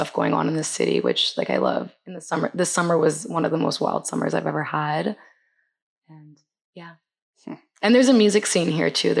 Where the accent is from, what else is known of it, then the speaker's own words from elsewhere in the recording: Vancouver, British Columbia, Canada; moved away as an adult; now in Toronto, Canada; I was born and raised in Vancouver